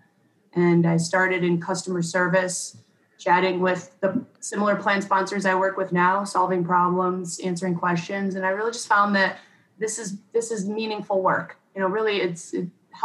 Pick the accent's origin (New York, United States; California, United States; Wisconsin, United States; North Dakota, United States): New York, United States; Rochester; I grew up in Rochester, New York